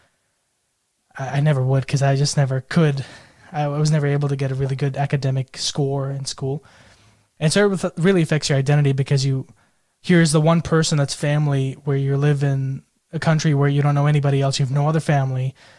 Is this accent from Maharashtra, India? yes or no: yes; Pune, Maharashtra, India; also born or lived in United States; now in Australia; So I'm from Pune, India, but I spent a lot of time growing up in the United States and more recently, I think the last 7 years in Australia.